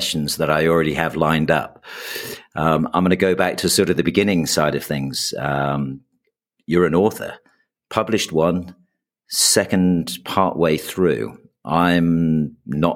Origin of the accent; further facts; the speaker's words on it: England, United Kingdom; I'm from England